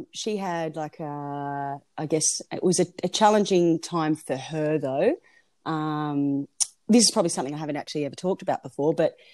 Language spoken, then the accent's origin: English; Pinnaroo, South Australia, Australia; moved away as an adult; also born or lived in Melbourne, Australia; now in Perth, Australia; I am actually a South Australian by heart.